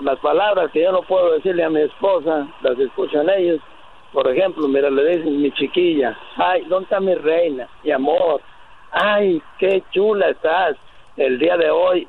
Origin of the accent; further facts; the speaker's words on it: Mexico; moved away; yo soy mexicano